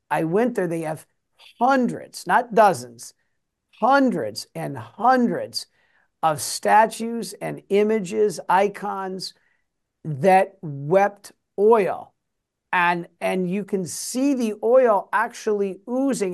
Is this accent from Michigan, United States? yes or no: yes; Detroit, Michigan, United States; I'm from Detroit.